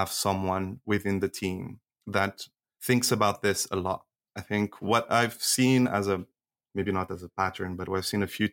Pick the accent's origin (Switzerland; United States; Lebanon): Switzerland; I grew up in Switzerland